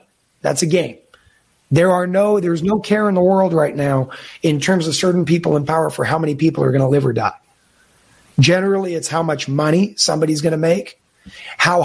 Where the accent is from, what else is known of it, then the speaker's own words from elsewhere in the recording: New York City, New York, United States; I was born in Brooklyn, New York